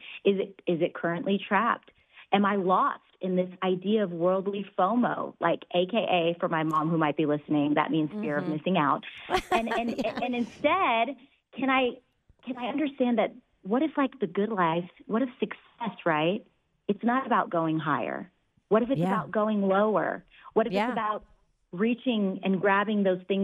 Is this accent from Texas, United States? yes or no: yes; Dallas, Texas, United States; I grew up in Texas, in Dallas, actually, with immigrant parents